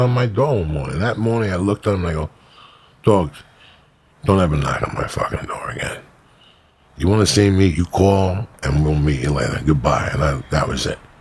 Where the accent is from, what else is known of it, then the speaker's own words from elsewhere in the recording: North Bergen, New Jersey, United States; also born or lived in New York; I grew up in North Bergen